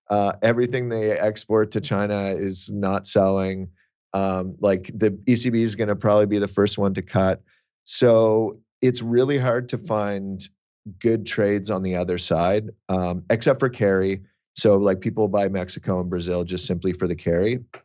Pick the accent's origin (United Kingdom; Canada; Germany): Canada; I'm Canadian